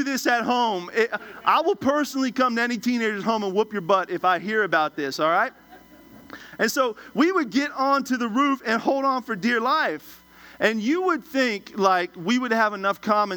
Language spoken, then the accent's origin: English; Washington, District of Columbia, United States; I'm originally from Washington, D.C.